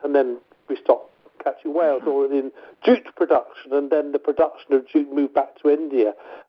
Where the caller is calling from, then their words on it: Scotland, United Kingdom; I'm ringing you from Scotland now, and just north of me is Dundee